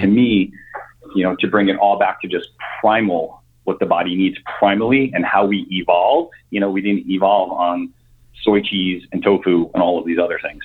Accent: New York, United States; moved away as an adult; also born or lived in Connecticut; born and raised in New York, um, lived there up until I was 41

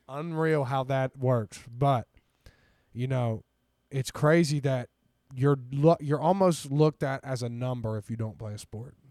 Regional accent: Ironton, Ohio, United States; moved away as an adult; also born or lived in Atlanta, Georgia; now in Columbus, United States; I am from Ironton, Ohio. Went to Ironton High School.

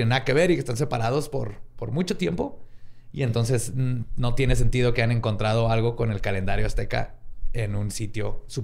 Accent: Mexico; como mexicanos

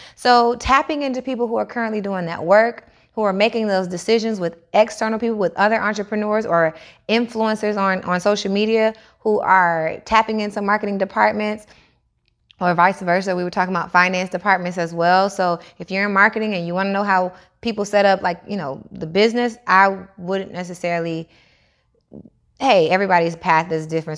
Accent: Atlanta, Georgia, United States; also born or lived in Niagara Falls; I moved from Niagara Falls to Atlanta when I was six years old

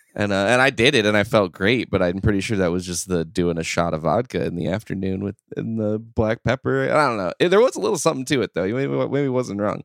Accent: Midwest, United States; born and raised in the Midwest, currently live, uh, as well.

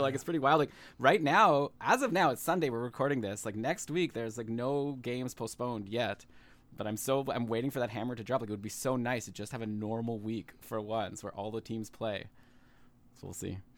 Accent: Ottawa, Ontario, Canada; moved away as an adult; now in Toronto, Canada; I was born in Ottawa, and I'm currently live in Toronto

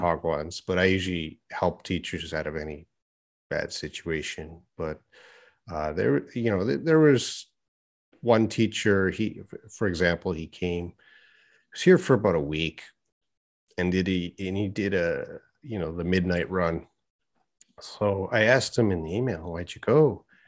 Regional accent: Edmonton, Alberta, Canada; moved away as an adult; now in Korea; my hometown of Edmonton

